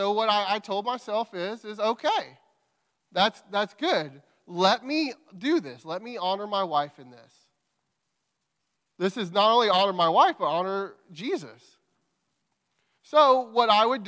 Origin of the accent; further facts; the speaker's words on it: Crockett, United States; moved away; We're from Crockett. We grew up in Crockett.